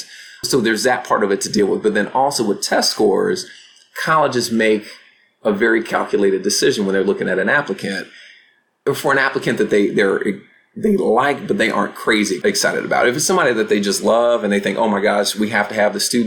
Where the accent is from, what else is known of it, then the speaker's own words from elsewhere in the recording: Chicago, Illinois, United States; moved away; I grew up very proudly on the south side of Chicago.